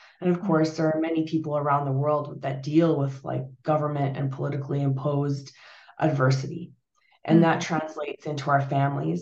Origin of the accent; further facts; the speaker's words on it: Canada; also born or lived in Portugal; My family, we're Portuguese. I was born in Portugal, and we emigrated to Canada in the early 80s. No, late 70s